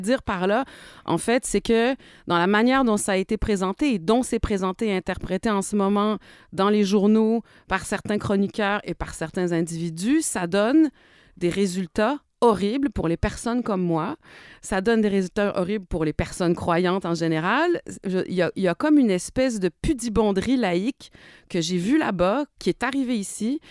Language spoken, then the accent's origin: French; Quebec, Canada; moved away; also born or lived in France; j'ai été victime de racisme dans mon pays natal